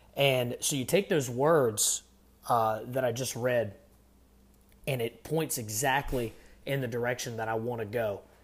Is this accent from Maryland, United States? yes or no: no; Virginia, United States; I'm from Virginia